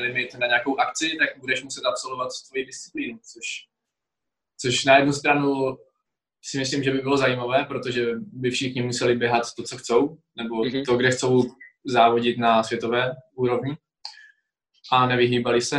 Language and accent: Czech; Czechia; tady u nás v Hronině, v mém mm-hmm. home city